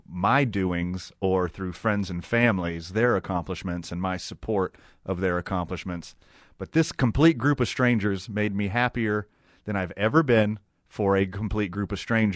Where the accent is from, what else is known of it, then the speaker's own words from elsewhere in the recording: Houston, Texas, United States; now in Albuquerque, United States; I grew up right outside of Houston, grew up with the Astros